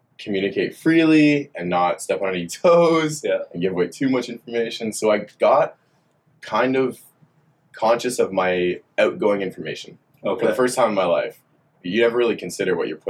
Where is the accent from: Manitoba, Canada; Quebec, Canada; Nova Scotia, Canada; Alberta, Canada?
Quebec, Canada; Montreal; moved away as an adult; also born or lived in Orleans, Ottawa, Ontario; I lived in Montreal up until 18.